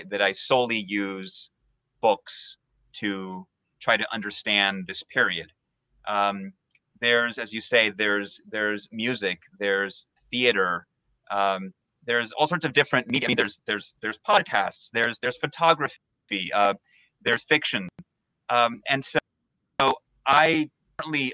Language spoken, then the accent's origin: English; Peru; now in United States; I'm from Peru